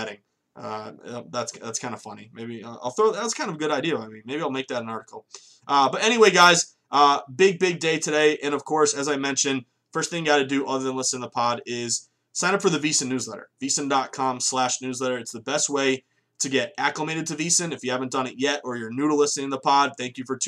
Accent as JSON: {"language": "English", "region": "Massachusetts", "country": "United States", "said": "once Massachusetts goes legal, my home state"}